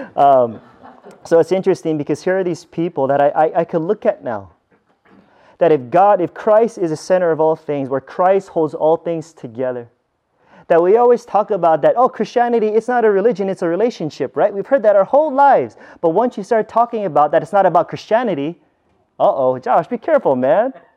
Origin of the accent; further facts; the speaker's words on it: United States; I grew up in America, where there's a bunch of churches around me